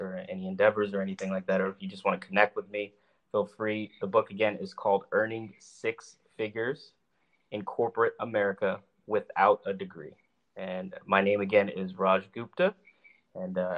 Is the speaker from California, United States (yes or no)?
yes; California, United States; now in Charlotte, United States; growing up in California and then later on moving to Charlotte, North Carolina